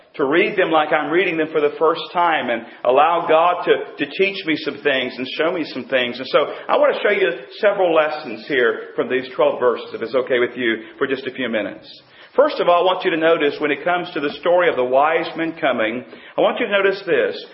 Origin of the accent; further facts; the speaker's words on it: North Carolina, United States; also born or lived in Pennsylvania / Virginia / Tennessee; I was born and raised in North Carolina